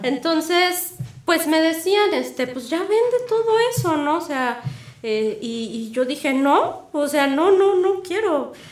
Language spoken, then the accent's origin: Spanish; Puebla, Mexico; moved away as an adult; also born or lived in Guadalajara; yo nací en Puebla, ahí estudié relaciones internacionales en la UAP